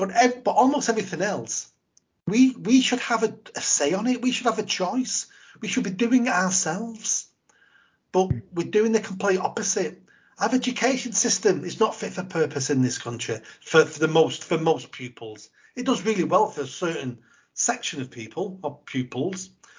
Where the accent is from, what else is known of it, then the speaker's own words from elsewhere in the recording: England, United Kingdom; And we're too good as English people to be beggars.